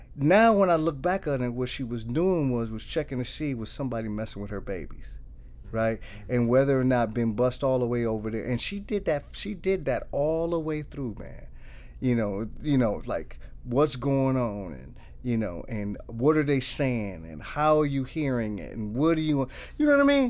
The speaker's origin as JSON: {"language": "English", "town": "Milwaukee", "region": "Wisconsin", "country": "United States", "tie": "born or raised there", "said": "I was born and raised in the east side of Milwaukee."}